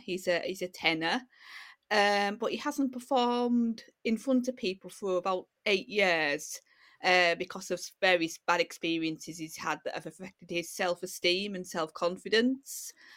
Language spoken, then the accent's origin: English; Yorkshire and the Humber, United Kingdom; also born or lived in Middlesbrough / Hull; I was born in Middlesbrough, uh, as you can probably tell from my accent. uh, and uh, then I've lived um, in uh, North Yorkshire um, basically since I was a little kid